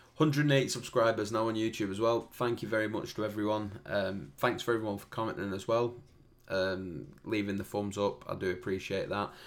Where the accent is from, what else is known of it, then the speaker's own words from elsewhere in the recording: Preston, North West England, United Kingdom; I'm from Preston